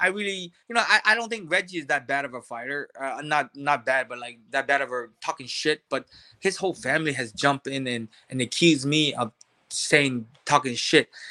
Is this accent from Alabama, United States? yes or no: no; Hawaii, United States; I grew up in Hawaii